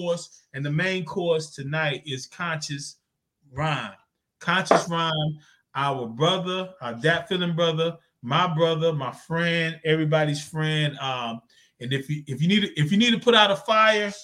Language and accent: English; Zebulon, North Carolina, United States; I'm from Zebulon, North Carolina, you know, country town, man, about 4,000, 5,000 people